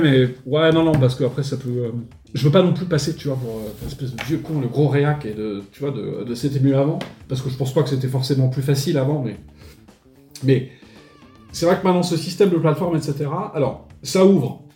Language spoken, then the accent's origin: French; Paris, Île-de-France, France; moved away as an adult; now in Montpellier, France; au départ, je suis natif de Paris, donc euh, j'ai été à Paris jusqu'à l'âge de 20 ans, et puis en fait, je suis venu m'installer à Montpellier